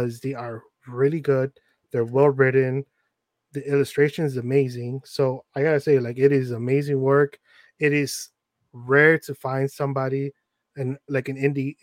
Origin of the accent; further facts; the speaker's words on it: Chicago, Illinois, United States; also born or lived in Little Village, Chicago / Mexico; I was born here in Chicago